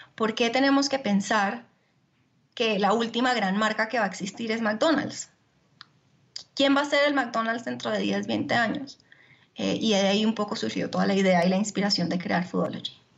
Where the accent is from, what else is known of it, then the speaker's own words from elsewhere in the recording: Colombia; also born or lived in Italy; yo soy colombiana